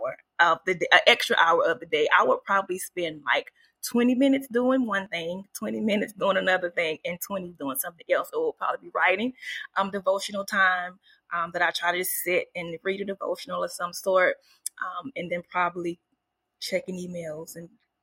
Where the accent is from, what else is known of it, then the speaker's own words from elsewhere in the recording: Woodbine, Georgia, United States; I grew up in the big town, small town of Camden County, Georgia, and the town is Woodbine. So it is in South Georgia